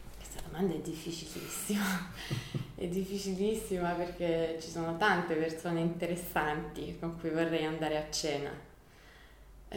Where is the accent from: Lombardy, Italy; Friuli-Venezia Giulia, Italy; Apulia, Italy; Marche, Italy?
Apulia, Italy; Copertino; moved away as an adult; also born or lived in Milan; sono di Copertino, mm, mamma di Lecce e papà di Copertino. Sono tornata nel mio paese da un paio d'anni, dopo essere stata a Milano per 12 anni